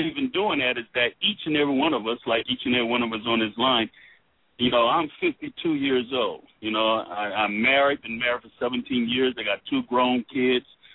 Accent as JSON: {"language": "English", "town": "Miami", "region": "Florida", "country": "United States", "moved": "as an adult", "lives_now": "Louisville, United States", "said": "I'm not originally from Louisville, Kentucky. I'm from Miami, Florida, and retired here from Fort Knox"}